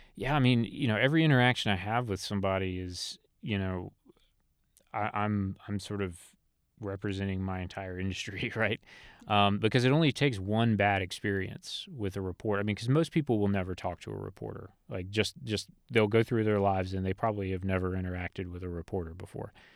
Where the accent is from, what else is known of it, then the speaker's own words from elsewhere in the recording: Elizabeth City, North Carolina, United States; I'm a North Carolina native. I was born in Elizabeth City, North Carolina